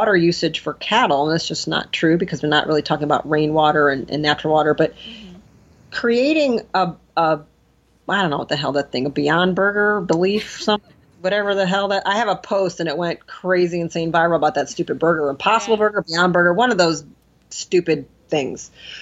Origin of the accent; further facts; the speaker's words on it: Detroit, Michigan, United States; I'm from Detroit.